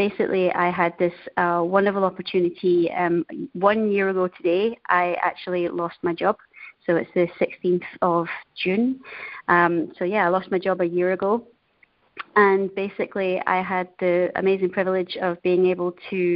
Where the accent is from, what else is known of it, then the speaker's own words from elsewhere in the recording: Denny, Scotland, United Kingdom; moved away as an adult; also born or lived in Asia; now in Treviso, Italy; I'm originally from Scotland, a tiny little town called Denny. And I'm calling today from a beautiful town in North Italy called Treviso.